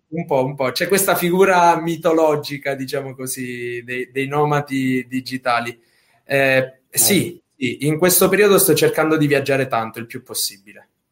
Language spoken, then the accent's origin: Italian; Sicily, Italy; io da buon siciliano